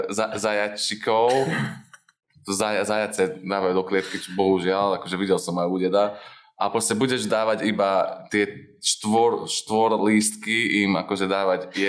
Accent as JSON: {"language": "Slovak", "country": "United States", "second_language": "Slovak", "said": "A to by sme na začiatok mohli takto teraz strich a na začiatok, že ja som z Ameriky a ma-"}